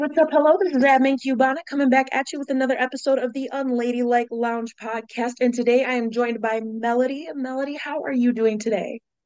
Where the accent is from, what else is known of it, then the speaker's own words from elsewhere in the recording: Minnesota, United States; I actually grew up in Minnesota